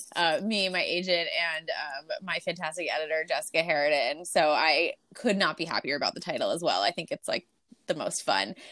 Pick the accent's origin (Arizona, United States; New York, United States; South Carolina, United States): New York, United States; Long Island; I grew up in Long Island